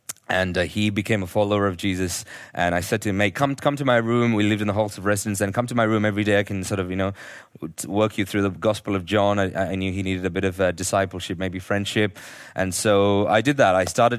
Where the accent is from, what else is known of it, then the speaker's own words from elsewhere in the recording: Nigeria; born there; I was born in Nigeria, and my parents were teaching their school teachers there at that time.